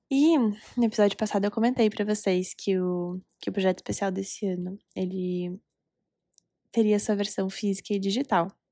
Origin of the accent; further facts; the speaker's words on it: Recife, Pernambuco, Brazil; now in Curitiba, Brazil; Gravando esse episódio diretamente de Recife, minha terra natal